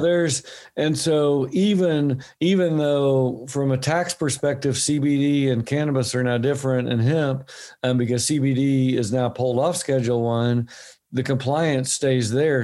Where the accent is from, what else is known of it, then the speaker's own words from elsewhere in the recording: Oklahoma, United States; now in Bend, United States; my home state i live in oregon now my home state was oklahoma